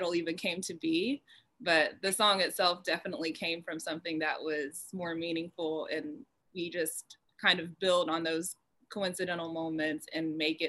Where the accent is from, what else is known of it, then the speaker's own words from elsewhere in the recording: Cobb County, metro Atlanta, Georgia, United States; I grew up in the metro area. So if you're from out of town, I'd say I was from Atlanta, but I grew up in Cobb County.